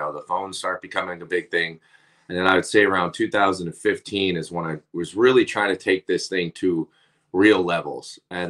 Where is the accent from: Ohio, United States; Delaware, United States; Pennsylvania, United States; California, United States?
Pennsylvania, United States; Northeast; I'm from Northeast Pennsylvania. So it's not like hockey was a big thing or anything like that at the time